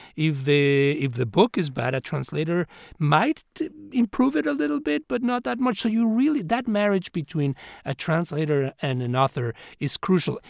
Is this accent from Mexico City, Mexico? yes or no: yes; Mexico City, Mexico; now in United States; I grew up in Mexico City and uh, came to this country as an immigrant